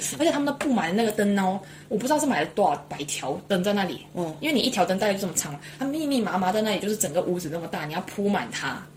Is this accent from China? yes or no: yes; China; now in Sydney, Australia; 我们是中国人